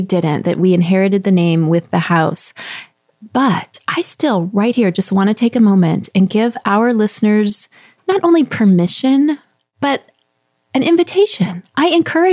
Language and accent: English; Texas, United States; also born or lived in southeastern Pennsylvania; now in Pennsylvania, United States; when I was growing up in Texas